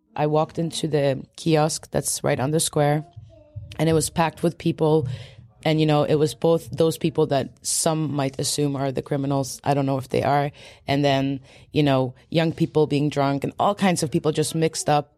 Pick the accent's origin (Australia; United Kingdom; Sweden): Sweden; I was born in Sweden, but my parents, uh, were there technically political refugees from Poland and they came shortly before I was born. So, like, I grew up in a very Polish home